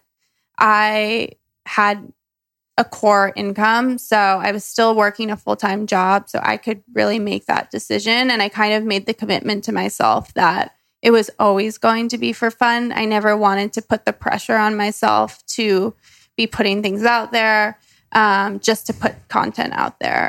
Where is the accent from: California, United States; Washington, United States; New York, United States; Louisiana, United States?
New York, United States; New York City; I'm a New Yorker